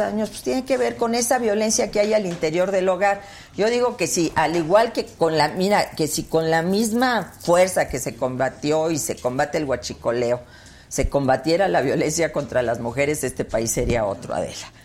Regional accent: Mexico; Yo soy una mexicana que siempre ha luchado por México

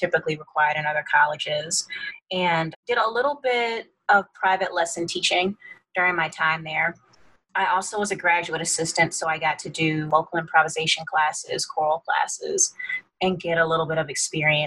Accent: Atlanta, Georgia, United States; moved away as an adult; also born or lived in Washington, D.C.; I grew up in Atlanta, Georgia

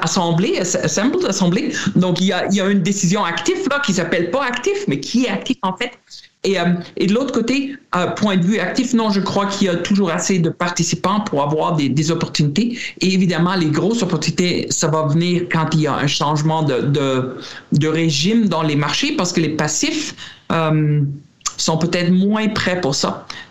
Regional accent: Germany; moved away; J'étais en Allemagne, euh, ben, mon pays natal

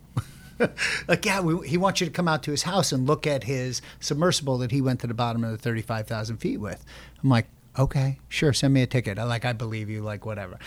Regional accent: Long Island, New York, United States; we grew up on Long Island

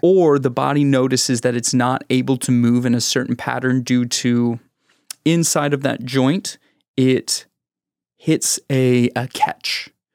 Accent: Houston, Texas, United States; I'm from Houston

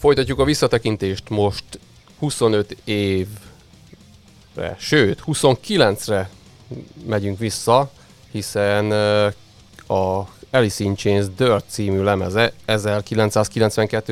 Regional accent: Kunság, Hungary; én is kunsági gyerek vagyok

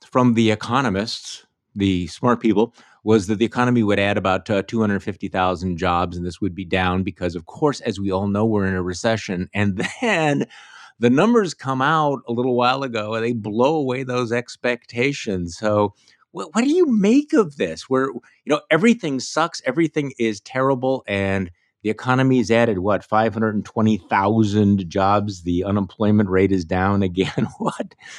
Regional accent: Wisconsin, United States; my home state of Wisconsin

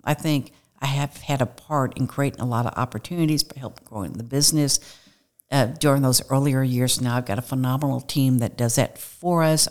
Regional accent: Kirkwood, Missouri, United States; grew up, was raised in a small town, not a small town, but a, a, in Kirkwood, Missouri, which is west of Saint Louis

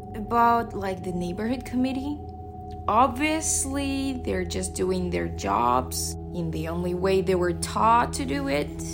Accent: Russia; moved away as an adult; now in Shanghai, China; I'm from Russia. I moved to China eight years ago.

